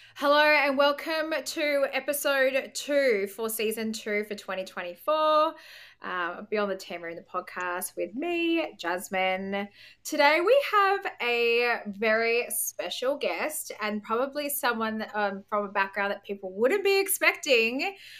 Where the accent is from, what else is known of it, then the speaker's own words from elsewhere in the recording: Gold Coast, Queensland, Australia; also born or lived in Brisbane; being from the Gold Coast